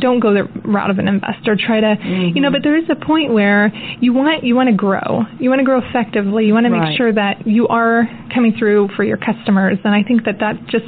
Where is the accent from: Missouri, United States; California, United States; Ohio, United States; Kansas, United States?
Missouri, United States; Kansas City; this is where I'm from, my hometown